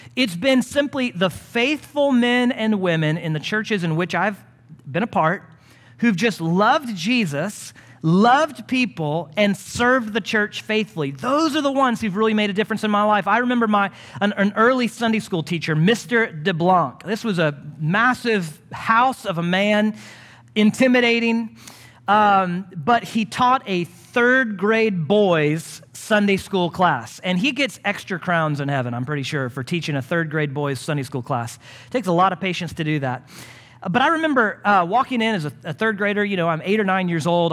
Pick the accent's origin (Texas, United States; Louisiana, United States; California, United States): Texas, United States; Houston; moved away as an adult; now in Longview, United States; growing up in Houston